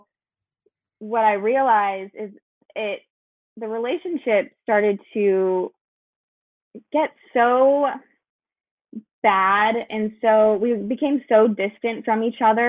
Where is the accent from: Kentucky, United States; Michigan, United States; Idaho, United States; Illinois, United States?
Idaho, United States; moved away as an adult; now in Texas, United States; I'm actually from Idaho, so that's where I was born. We moved to Texas